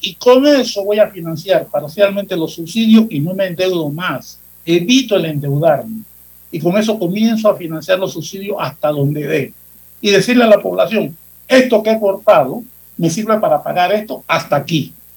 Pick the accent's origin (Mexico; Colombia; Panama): Panama